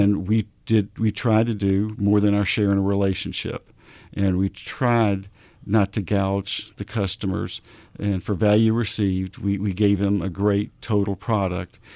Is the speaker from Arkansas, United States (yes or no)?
yes; Arkansas, United States; I'm from Arkansas